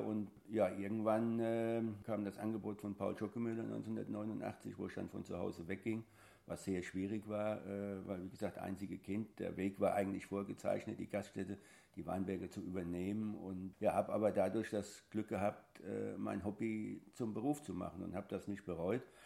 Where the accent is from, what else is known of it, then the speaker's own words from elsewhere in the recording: Großostheim, Bavaria, Germany; ich bin gebürtig aus Groß-Ostheim, das ist in der Nähe von Aschaffenburg